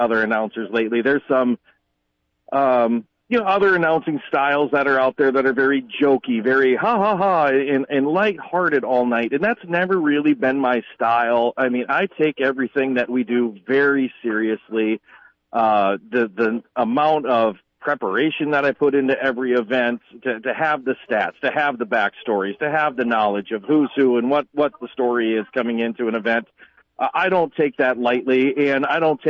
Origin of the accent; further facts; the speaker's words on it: Hartford, South Dakota, United States; We grew up dirt poor in Hartford